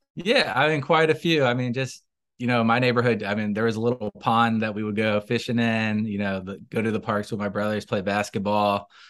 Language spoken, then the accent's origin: English; Tallahassee, Florida, United States; I grew up in Tallahassee. I'm, I'm from here